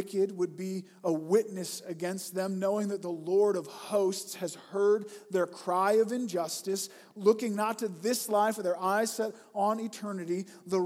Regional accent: United States; I'm American

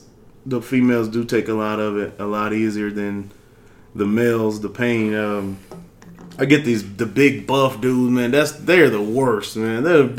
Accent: Carson, California, United States; now in Texas, United States; Man, originally California, man. Carson, Cali. Shout out Carson one time.

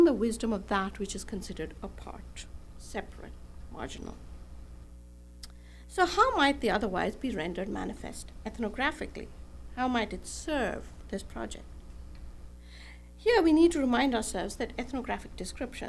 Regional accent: Bangalore, Karnataka, India; moved away; also born or lived in Los Angeles; my hometown of Bangalore in South India

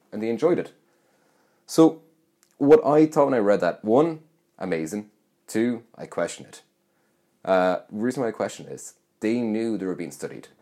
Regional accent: Roscommon, Connacht, Ireland; moved away; I'm from Roscommon. So, last Christmas, I was back home

